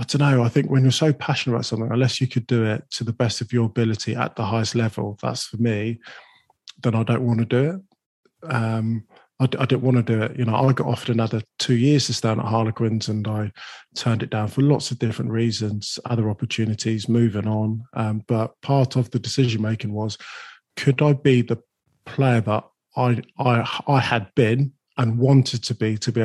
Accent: London, United Kingdom; I was born in Islington

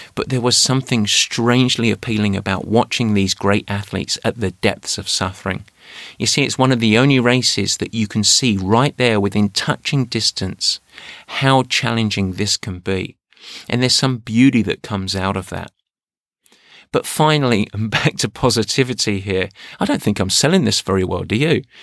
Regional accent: Essex, East of England, United Kingdom; moved away; where I grew up in Essex. Yeah, I'm an Essex man

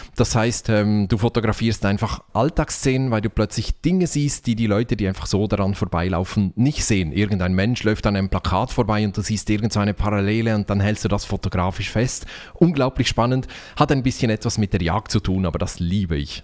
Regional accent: Switzerland; Ich bin Schweizer

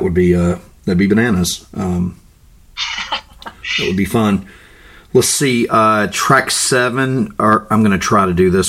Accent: Florida, United States; accent: Florida; I'm butchering it with my Florida accent.

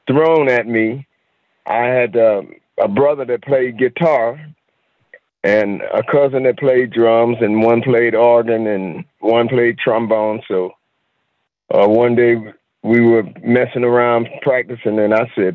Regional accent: Asheville, North Carolina, United States; also born or lived in Durham, North Carolina; I'm from North Carolina originally. Originally Asheville, up in the mountains of North Carolina.

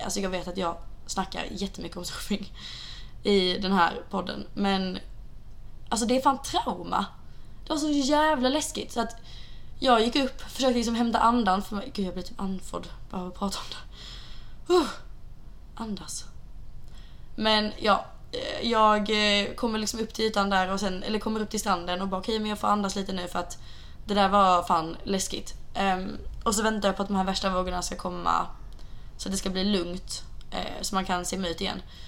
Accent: Sweden; now in Santa Monica, United States; vi är hemma i Sverige igen

